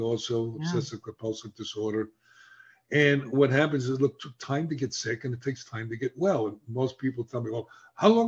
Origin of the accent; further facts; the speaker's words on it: New York, United States; accent: New York; I was embarrassed the way I spoke because I sound like I come from New York, even though I come from New York